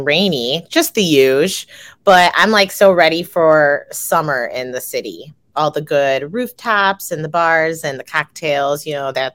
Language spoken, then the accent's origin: English; Chicago, Illinois, United States; I'm from Chicago